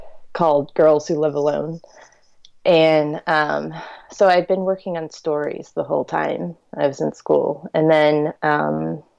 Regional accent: Richmond, Virginia, United States; also born or lived in Fayetteville, Arkansas / Lynchburg, Virginia; I'm from Richmond, Virginia, and I live in Richmond, Virginia currently

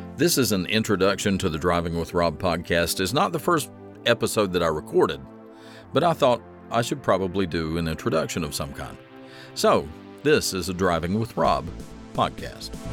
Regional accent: the South, United States; born and raised in the South, we have a very rich storytelling tradition in the South

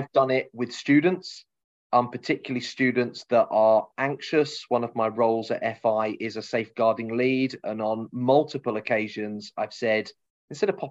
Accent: Cambridge, East of England, United Kingdom; we're both from Cambridge or around Cambridge originally

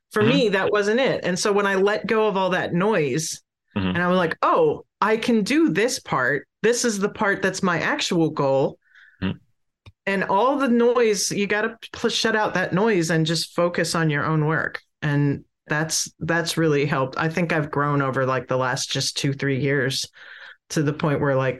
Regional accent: Pennsylvania, United States; now in Tidewater, Virginia, United States; I'm originally from Pennsylvania, but I live in Tidewater, Virginia now

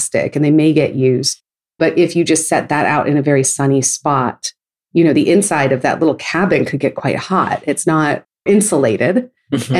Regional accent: Novato, California, United States; growing up in Novato, California, which is in the Bay Area

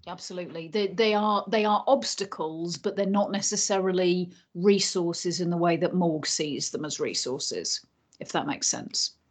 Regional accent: Yorkshire and the Humber, United Kingdom; moved away as an adult; I grew up between the ages of 8 and 18 in North Yorkshire and then lived in West Yorkshire for a couple of years after

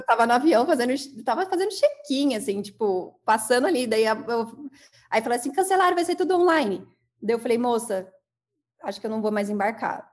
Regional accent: São Bernardo do Campo, São Paulo, Brazil; Sou natural de São Bernardo, né? Tem uma mistura aí do sul, do, do Paraná, mas eu sou de São Bernardo

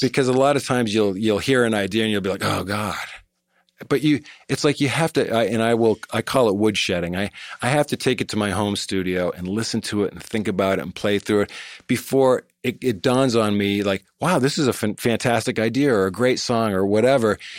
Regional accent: Cape Elizabeth, Maine, United States; also born or lived in Boston / Greater Boston; I grew up in Maine

